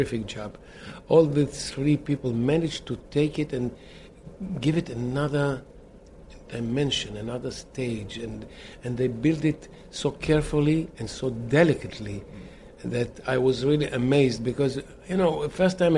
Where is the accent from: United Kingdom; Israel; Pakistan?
Israel; we are from Israel, remote Israel